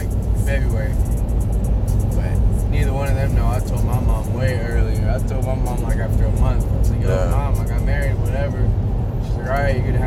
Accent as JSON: {"language": "English", "town": "Calhoun", "region": "Georgia", "country": "United States", "moved": "as an adult", "said": "I'm from Calhoun fucking Georgia"}